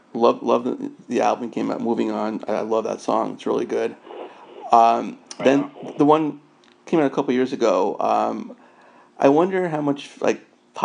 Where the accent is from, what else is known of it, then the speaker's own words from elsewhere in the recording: New York City, New York, United States; I'm from New York City